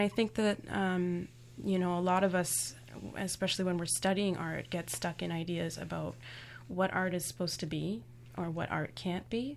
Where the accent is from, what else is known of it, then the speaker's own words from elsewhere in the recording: Toronto, Ontario, Canada; I was born and raised in Toronto.